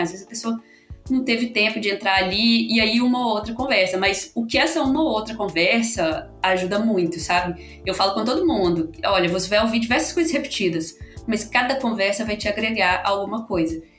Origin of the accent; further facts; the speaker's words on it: Belo Horizonte, Minas Gerais, Brazil; now in São Paulo, Brazil; E sou de Minas, eu eh, sou mineira, né? Sou de BH. Acho que o sotaque entregou um pouco